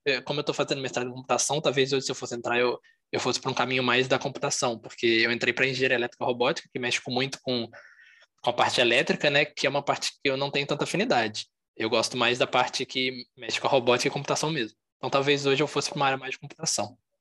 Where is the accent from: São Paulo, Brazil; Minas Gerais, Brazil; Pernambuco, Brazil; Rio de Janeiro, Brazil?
Minas Gerais, Brazil; Juiz de Fora; eu sou aqui de fora mesmo, nasci aqui, moro aqui ainda